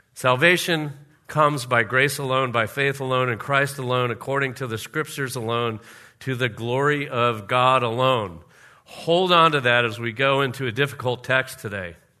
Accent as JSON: {"language": "English", "region": "Florida", "country": "United States", "tie": "born or raised there", "said": "we used to have a pool in our backyard when I grew up in Florida"}